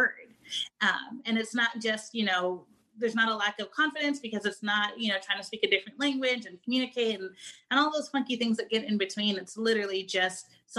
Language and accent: English; United States; I'm Black American